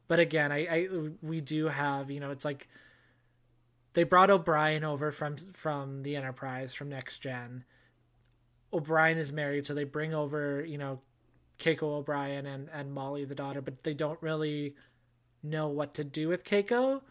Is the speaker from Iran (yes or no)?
no; Canada; your boy is Canadian